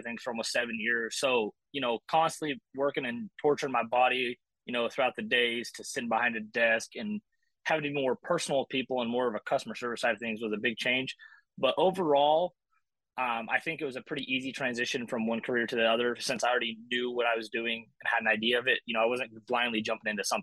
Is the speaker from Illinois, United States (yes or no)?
no; Idaho, United States; moved away as an adult; also born or lived in Texas; I grew up in Idaho